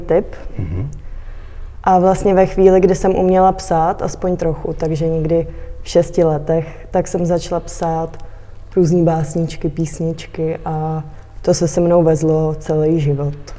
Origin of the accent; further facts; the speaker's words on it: Litomyšl, Pardubice Region, Czechia; moved away as an adult; now in Prague, Czech Republic; cítím se hodně, hodně hezky tady v Litomyšli